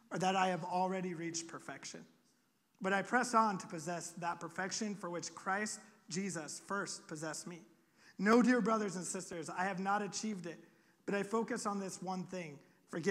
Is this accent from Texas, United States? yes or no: no; Iowa, United States; moved away; I'm from Iowa. We just have pigs and corn